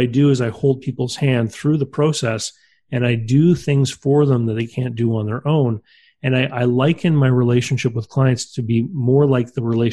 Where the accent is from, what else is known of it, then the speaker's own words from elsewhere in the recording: New Brunswick, Canada; I was the only person in my province. I live here on the East Coast of Canada. I was the first person in New Brunswick